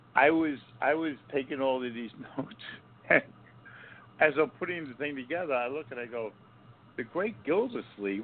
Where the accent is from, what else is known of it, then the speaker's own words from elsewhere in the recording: East Coast, United States; moved away; I'm from the East Coast